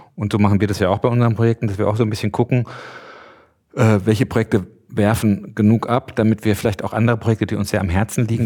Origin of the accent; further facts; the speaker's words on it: Mecklenburg-Vorpommern, Germany; bei uns in Mecklenburg